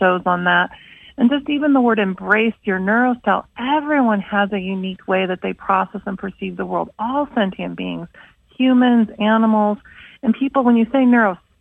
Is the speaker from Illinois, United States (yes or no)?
yes; Schaumburg, Illinois, United States; moved away; I grew up in Schaumburg, Illinois.